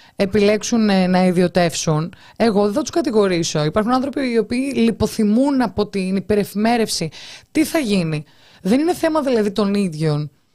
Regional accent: Heraklion, Crete, Greece; είμαι από το Ηράκλειο

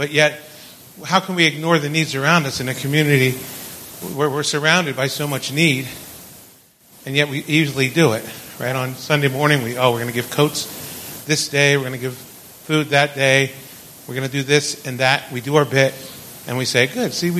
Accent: New Jersey, United States; I'm from New Jersey

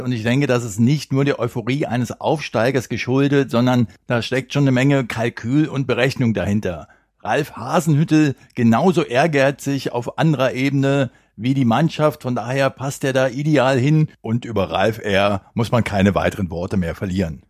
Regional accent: Berlin, Germany; weil ich ja in meiner Jugend auf den Bolzplätzen von Berlin noch mit beiden zusammengekickt habe

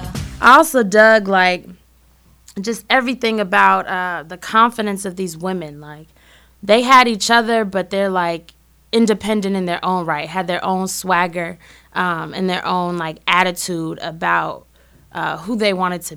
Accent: Berkeley, California, United States; moved away as an adult; also born or lived in Oakland, California; now in Chicago, United States; I'm originally from Berkeley, California

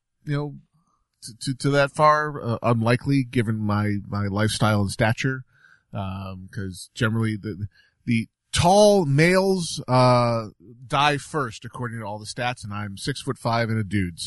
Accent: New York, United States; also born or lived in Southwest United States; now in Southwest, United States; I grew up in New York State where the environment will dissolve your car given enough time

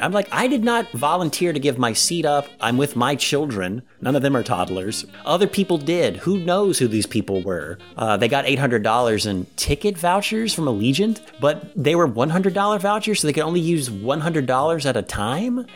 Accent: Ohio, United States; we're from Ohio

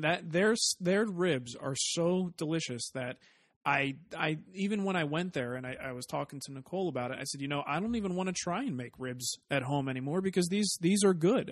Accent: East Coast, United States; now in Arizona, United States; growing up on the East Coast

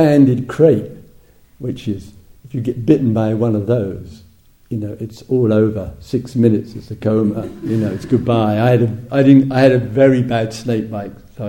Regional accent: England, United Kingdom; moved away as an adult; also born or lived in Thailand; being English and totally lazy in terms of learning a foreign language, I'm English.

